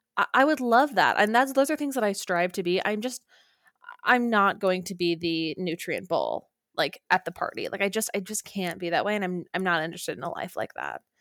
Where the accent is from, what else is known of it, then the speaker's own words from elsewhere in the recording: Orem, Utah, United States; moved away; home to Orem, Utah